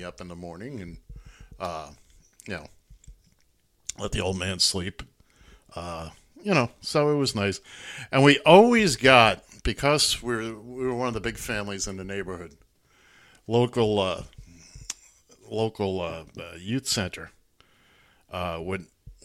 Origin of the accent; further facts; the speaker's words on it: New York City, New York, United States; I grew up in Midtown Manhattan